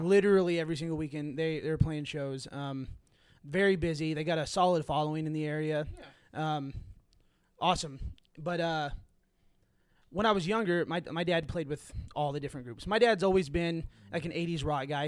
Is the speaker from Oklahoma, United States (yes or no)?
yes; Fort Gibson, Oklahoma, United States; I'm from Fort Gibson, Oklahoma